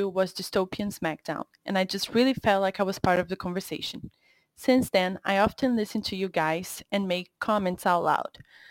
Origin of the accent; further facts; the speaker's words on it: Rio de Janeiro, Brazil; I am a teacher from Brazil